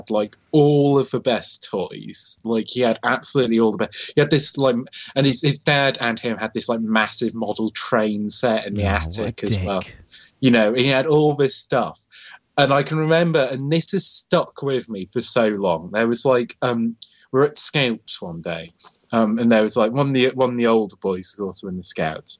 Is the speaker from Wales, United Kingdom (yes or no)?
yes; Wales, United Kingdom; born or raised there